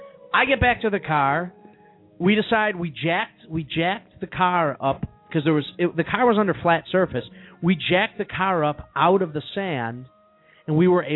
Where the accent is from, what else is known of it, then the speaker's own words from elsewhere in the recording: Chicago, Illinois, United States; we're from Chicago.